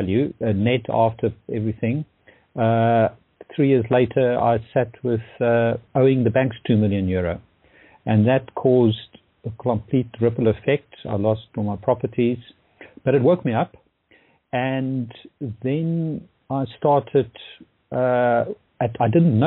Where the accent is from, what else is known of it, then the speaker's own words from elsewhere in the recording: Pretoria, Gauteng, South Africa; moved away as an adult; also born or lived in London / Dublin; I'm originally from Pretoria, South Africa, and I've been in London and Dublin now for the last 30 years